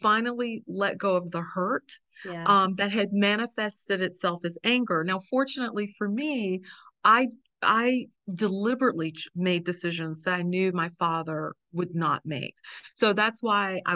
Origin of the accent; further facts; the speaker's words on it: the South, United States; in the South, we use the word mama